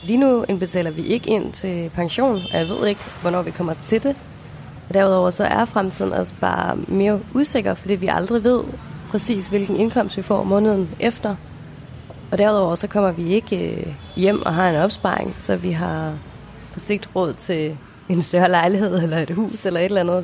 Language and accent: Danish; Denmark; moved away as an adult; hjemme i Danmark med vores normale jobs